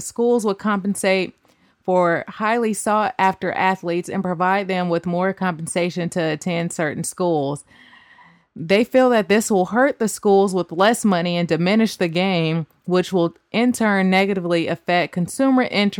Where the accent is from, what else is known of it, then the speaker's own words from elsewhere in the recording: Oakland, California, United States; My hometown. Sorry.